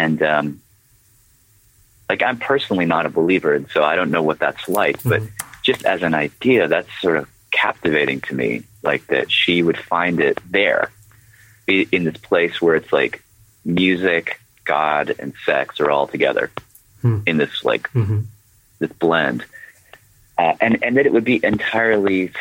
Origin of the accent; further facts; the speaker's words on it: Nashville, Tennessee, United States; growing up in Nashville